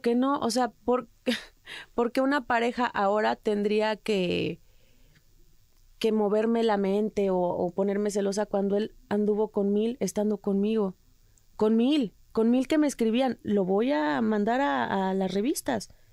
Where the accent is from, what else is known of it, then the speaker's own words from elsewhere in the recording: Mexico; moved away; soy mexicana